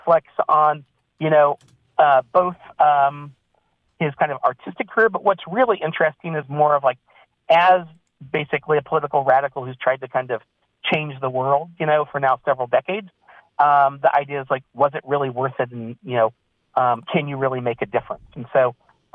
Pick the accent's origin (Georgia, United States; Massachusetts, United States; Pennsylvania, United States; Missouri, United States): Missouri, United States; now in California, United States; I grew up in Missouri, and I've been in California for a while